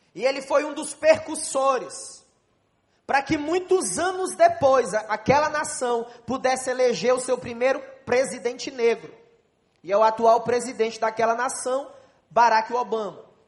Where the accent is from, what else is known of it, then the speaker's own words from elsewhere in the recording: Brazil; Nós somos do Brasil num grupo de mais de 80 pastores